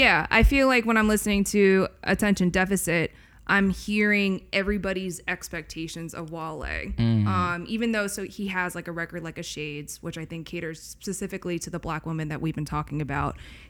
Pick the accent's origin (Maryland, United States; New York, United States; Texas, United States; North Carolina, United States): Maryland, United States; I grew up in Maryland.